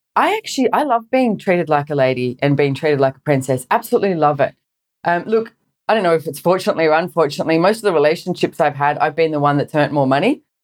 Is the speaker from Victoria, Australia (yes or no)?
no; Sydney, New South Wales, Australia; I grew up in Sydney, Australia